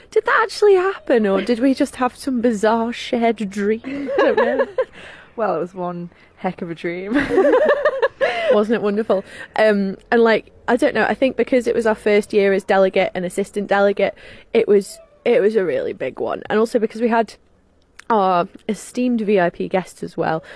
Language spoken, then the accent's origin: English; Isle of Man; here's England and here's Ireland and we're right in the middle